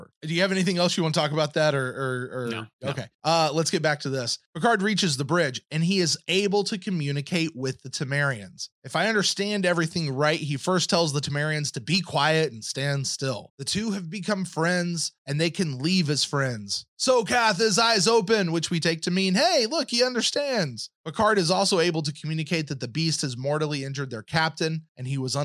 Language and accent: English; the South, United States; me as a Southerner